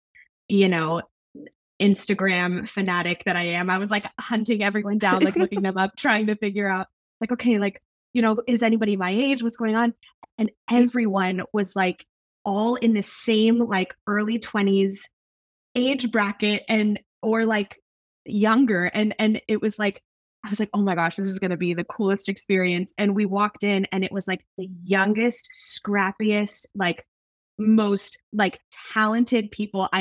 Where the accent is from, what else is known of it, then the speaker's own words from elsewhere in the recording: Newport Beach, California, United States; I'm from Newport Beach, California